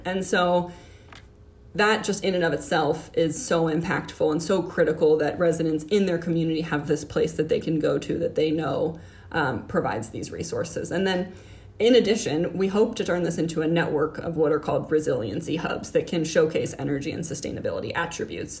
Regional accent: Miami, Florida, United States; moved away as an adult; also born or lived in Orlando, Florida / Washington, District of Columbia, United States; now in Columbus, United States; I grew up in Miami, Florida

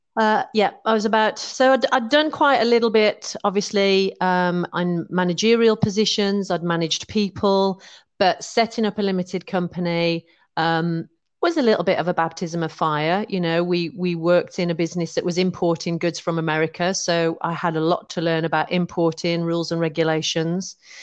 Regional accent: West Midlands, United Kingdom; moved away as an adult; also born or lived in London / Penzance; now in Oswestry, United Kingdom; I'm originally from the West Midlands.

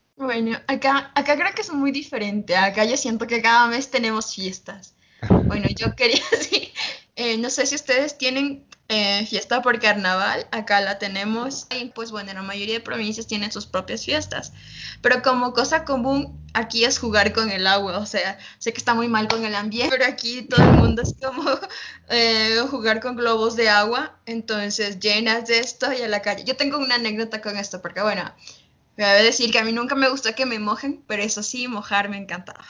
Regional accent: Uyumbicho, Pichincha, Ecuador; yo vivo cerca de la, de la capital, Quito, vivo las afueras. Y, bueno, nosotros yo vi mi pueblito, yo digo pueblito, ¿no? se llama Uyumbicho.

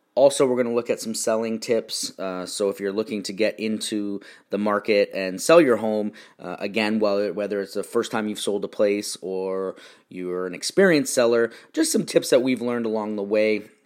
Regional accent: Stoney Creek, Ontario, Canada; also born or lived in Niagara Falls, Canada; now in Irvine, United States; I was born in Niagara Falls and grew up in Stony Creek, which is between Niagara Falls and Toronto

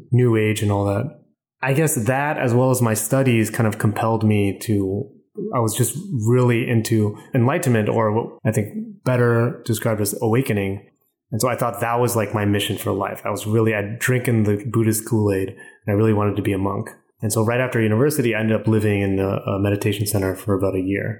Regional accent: California, United States; also born or lived in Vietnam; I live in LA now. I just moved here about a month ago, but I'm originally from California

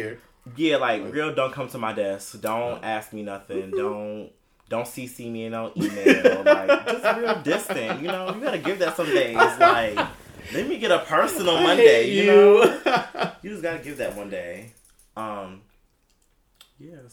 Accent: Brooklyn, New York, United States; moved away as an adult; also born or lived in Atlanta; I'm from Brooklyn originally

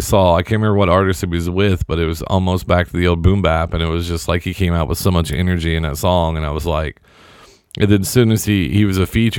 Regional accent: Indianapolis, Indiana, United States; I was flying from Dallas to Indy. Back home

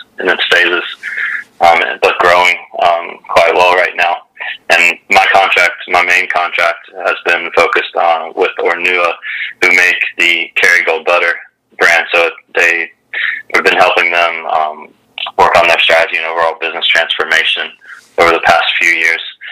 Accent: Ripley, West Virginia, United States; moved away as an adult; now in Ireland; growing up in the Ripley area.

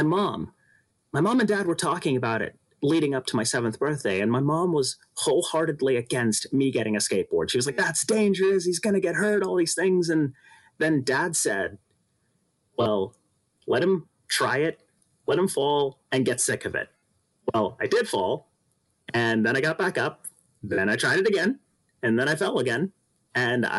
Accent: Los Angeles, California, United States; I am from Los Angeles, California

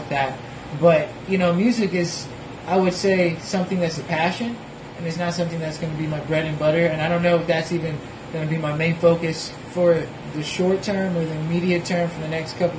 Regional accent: Tallahassee, Florida, United States; also born or lived in Jacksonville, Florida / Anguilla; I was born here. I was born in Tallahassee. I was born at TMH

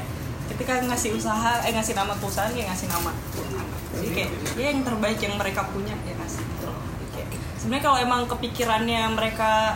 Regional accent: Sleman, Special Region of Yogyakarta, Indonesia; moved away as an adult; now in Surabaya, Indonesia; Aku berasal dari Jogja

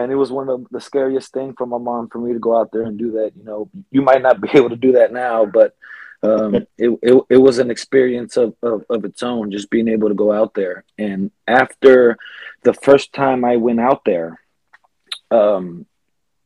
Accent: California, United States; I was born in California. In a neighborhood that wasn't the greatest

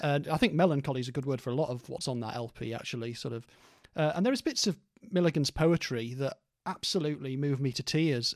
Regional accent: Stoke-on-Trent, West Midlands, United Kingdom; this is where I was growing up in Stoke as a teenager

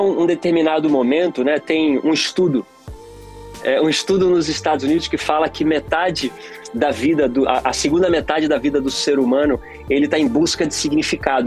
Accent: Pernambuco, Brazil; now in Los Angeles, United States; eu sou de Pernambuco, então lá em Pernambuco o, o, o, nordestino brasileiro ele é muito musical

